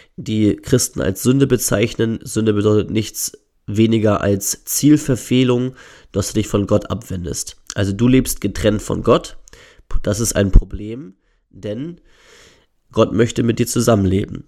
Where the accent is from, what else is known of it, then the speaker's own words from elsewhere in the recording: Northern Germany, Germany; ich komme aus dem hohen Norden